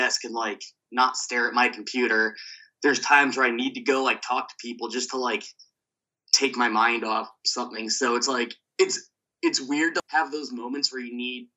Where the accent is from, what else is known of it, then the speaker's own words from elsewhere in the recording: New Jersey, United States; moved away as an adult; also born or lived in Brooklyn, New York; I'm from New Jersey. I was living in Brooklyn when I moved here